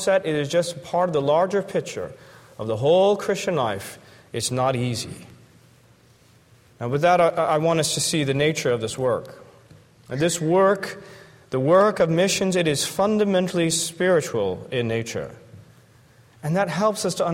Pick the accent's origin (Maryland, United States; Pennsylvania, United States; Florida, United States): Florida, United States; I'm from Florida